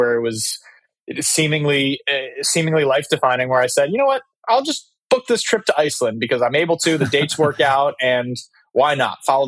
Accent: San Diego, California, United States; I grew up in San Diego, California

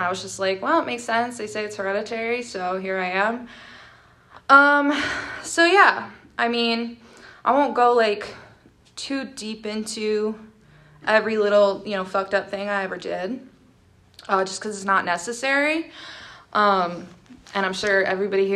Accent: State College, Pennsylvania, United States; I was born and raised in Pennsylvania. I never left here my entire life. I was actually born in State College

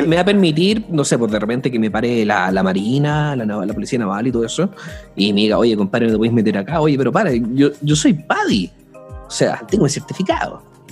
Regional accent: Chile

